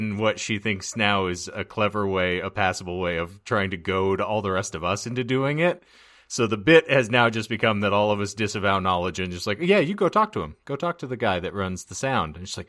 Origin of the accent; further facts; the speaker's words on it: Lake Havasu City, Arizona, United States; Yeah, it's and like I grew up like in Havasu, there are routinely hills and driveways that are at least a 60-degree angle.